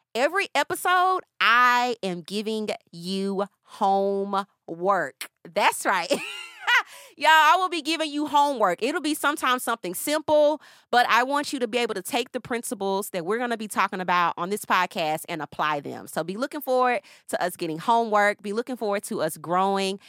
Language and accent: English; Nashville, Tennessee, United States; now in Atlanta, United States; I am originally from Nashville. I'm currently living in Atlanta